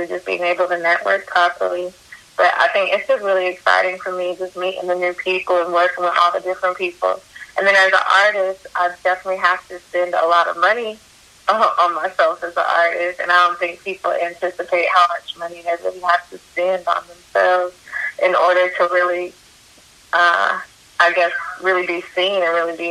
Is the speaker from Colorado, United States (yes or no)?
yes; Denver, Colorado, United States; now in Atlanta, United States; I grew up in Denver, Colorado, and there's not really a big music scene